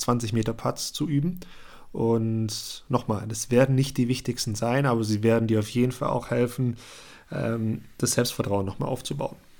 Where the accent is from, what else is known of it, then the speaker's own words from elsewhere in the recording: Germany; bei uns in Deutschland